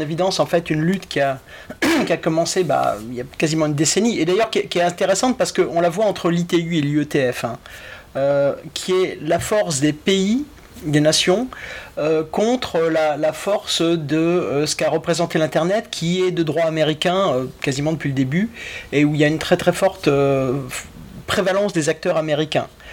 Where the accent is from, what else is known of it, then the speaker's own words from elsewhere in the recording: France; je suis français